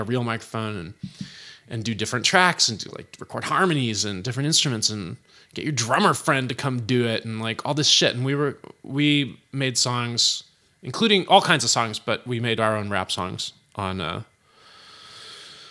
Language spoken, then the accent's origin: English; Berkeley, California, United States; also born or lived in San Francisco / Oakland / Albany; by the time I started school, by the time I started kindergarten, I was in Berkeley. And I went to school there until I graduated Berkeley High